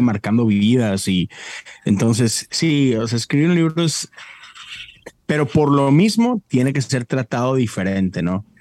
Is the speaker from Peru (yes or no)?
no; Mexico; moved away as an adult; now in United States; soy mexicano